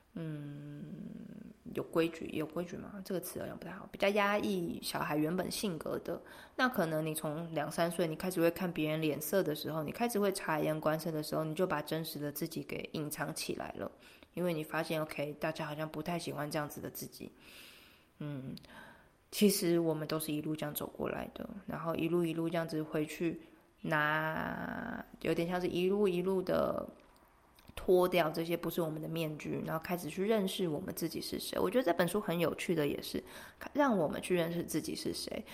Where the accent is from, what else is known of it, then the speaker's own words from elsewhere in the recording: Taiwan; 这就是我们台湾人比较难的地方